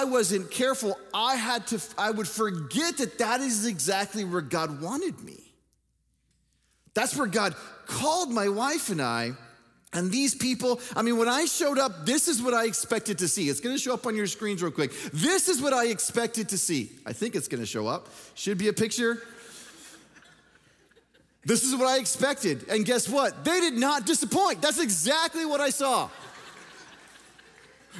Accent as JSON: {"language": "English", "town": "Dallas", "region": "Texas", "country": "United States", "tie": "born or raised there", "also_born_or_lived": "Michigan", "said": "I'm living in Dallas, Texas. It's my hometown"}